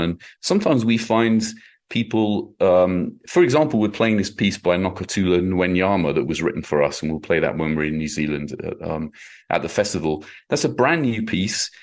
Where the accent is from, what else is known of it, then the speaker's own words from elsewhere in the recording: United Kingdom; now in United States; My own experience as a, as a Brit